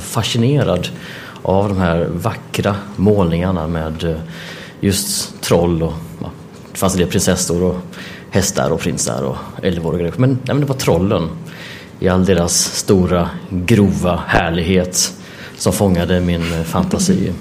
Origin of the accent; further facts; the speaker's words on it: Jönköping, Jönköping County, Sweden; jag är uppvuxen i Jönköping